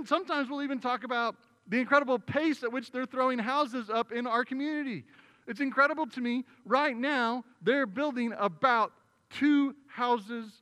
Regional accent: Oklahoma, United States; now in Arizona, United States; I'm not native to Arizona, right? I come from Oklahoma.

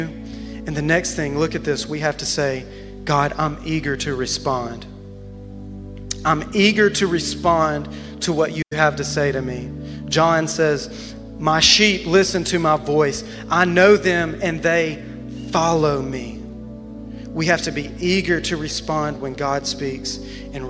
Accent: Alabama, United States; moved away as an adult; now in Wichita Falls, United States; I'm from Alabama

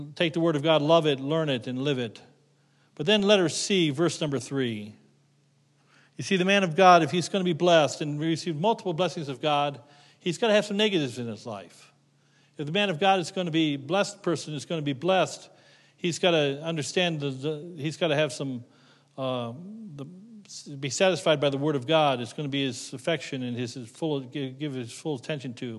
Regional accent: Middlefield, Ohio, United States; moved away; I grew up near Middlefield, Ohio

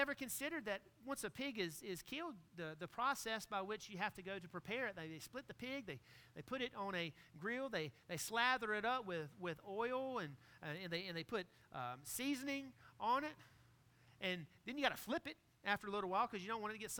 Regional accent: Greenville, North Carolina, United States; Growing up in Greenville, North Carolina, barbecue was always Parker's Barbecue

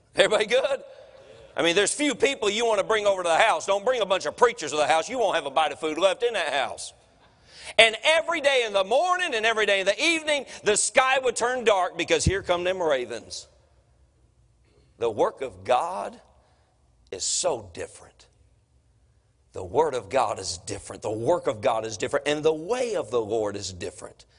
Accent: Durham, North Carolina, United States; I'm from Durham

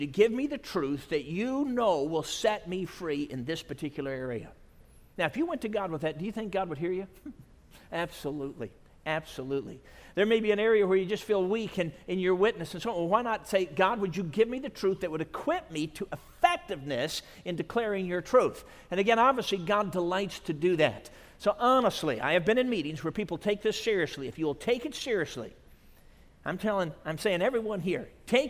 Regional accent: Chicago, Illinois, United States; my home church when I grew up in the Chicago area where my dad pastored

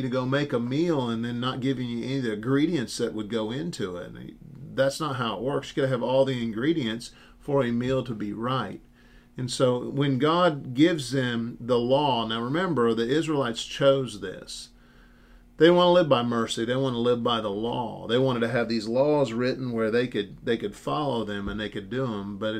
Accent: United States; As an American Christian, and especially an independent Baptist

